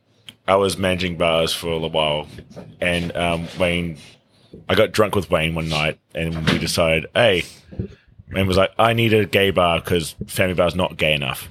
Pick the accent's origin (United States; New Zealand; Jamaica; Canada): New Zealand; Whangarei, Northland; also born or lived in Kawakawa; now in Auckland, New Zealand; Whangarei mostly, north, like Waikare, like Kawakawa, like that sort of area.